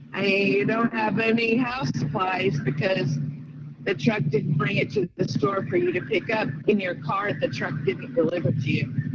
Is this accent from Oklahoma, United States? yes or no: yes; Oklahoma, United States; now in Kingston, United States; I'm from East Tennessee, a little town called Kingston, but I'm originally from Oklahoma